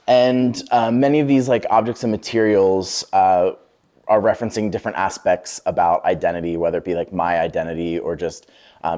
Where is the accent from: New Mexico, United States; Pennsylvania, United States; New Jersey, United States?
Pennsylvania, United States; Lancaster; moved away as an adult; now in Brooklyn, United States; I'm originally from Lancaster, Pennsylvania.